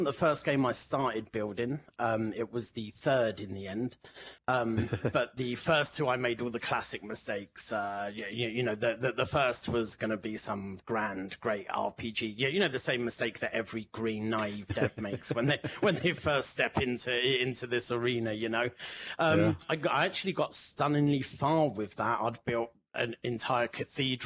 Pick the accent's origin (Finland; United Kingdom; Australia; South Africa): United Kingdom; London; moved away as an adult; now in Barcelona, Spain; I'm from London originally, but moved to Barcelona a few years back.